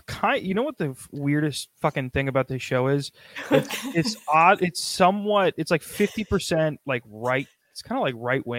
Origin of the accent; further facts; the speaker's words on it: Midwest, United States; I'm from Midwest